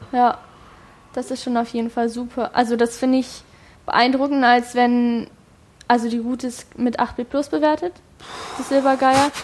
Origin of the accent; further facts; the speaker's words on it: Hildesheim, Lower Saxony, Germany; now in Hanover, Germany; bei uns in Hildesheim